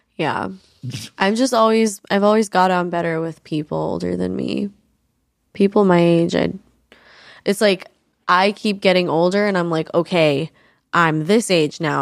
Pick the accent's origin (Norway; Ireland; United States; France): United States; New York; I grew up in New York